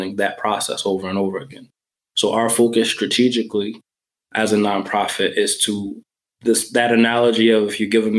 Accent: New York, United States; I grew up in New York

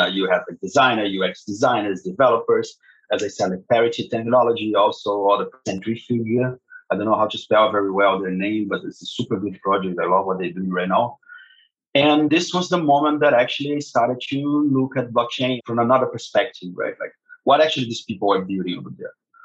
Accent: Rio de Janeiro, Brazil; moved away as an adult; also born or lived in Berlin, Germany; I was born and raised in Brazil, in Rio de Janeiro, and now I'm back to Rio de Janeiro after a long time.

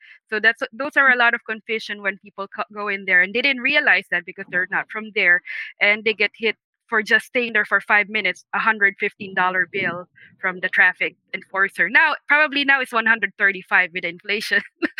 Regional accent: Manhattan, New York, United States; I'm from Manhattan.

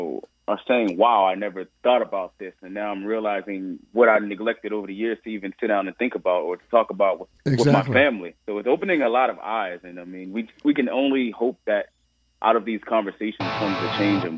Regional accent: Baltimore, Maryland, United States; as a young boy growing up in Baltimore City Public Schools

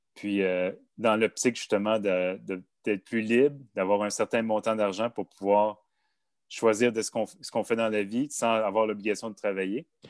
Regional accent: Montreal, Quebec, Canada; J'ai grandi en banlieue de Montréal, de deux parents fonctionnaires

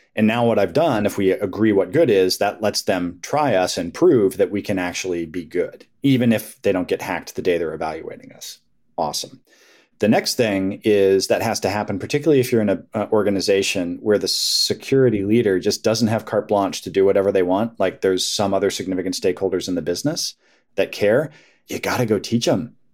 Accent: Colorado, United States; now in Herndon, United States; growing up in Colorado

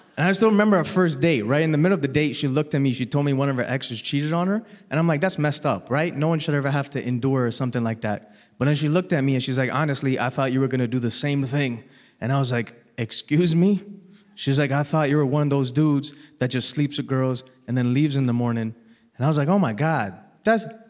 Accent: Toronto, Ontario, Canada; I was born and raised in Toronto

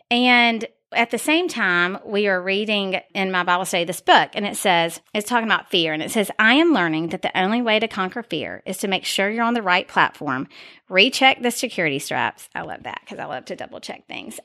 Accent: Dalton, Georgia, United States; I love being from Dalton

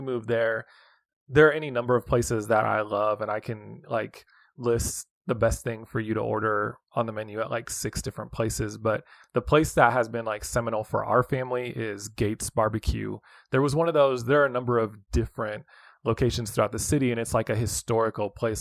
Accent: West Coast, United States; moved away as an adult; also born or lived in Hutchinson, Kansas; now in Kansas City, United States; I grew up on the West Coast

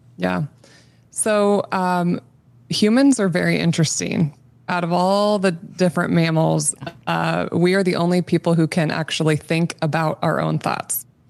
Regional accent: Nebraska, United States; I grew up in Nebraska, born and raised in the state

